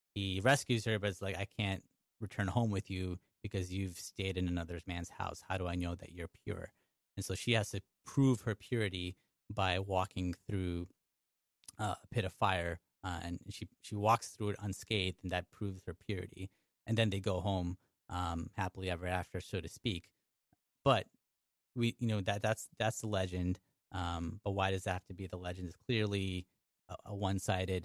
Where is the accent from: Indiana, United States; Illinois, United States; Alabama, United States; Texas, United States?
Illinois, United States; Chicago; first language English; moved away as an adult; now in New York, United States; I'm from Chicago